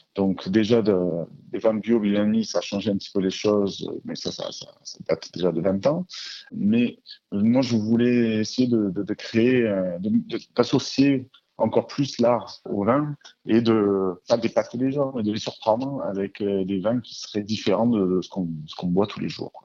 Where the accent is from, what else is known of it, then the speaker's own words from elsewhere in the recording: Marseille, Provence-Alpes-Côte d'Azur, France; nous sommes euh, de Marseille.